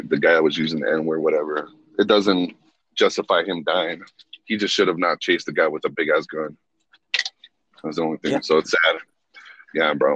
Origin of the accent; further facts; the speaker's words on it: Reno, Nevada, United States; I grew up in Reno on Sutro Street